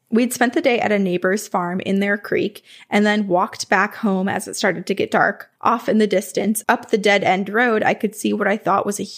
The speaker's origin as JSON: {"language": "English", "town": "Remsen", "region": "New York", "country": "United States", "tie": "born or raised there", "said": "When I was a kid, I grew up in the Adirondacks on Phelp Road in Remsen."}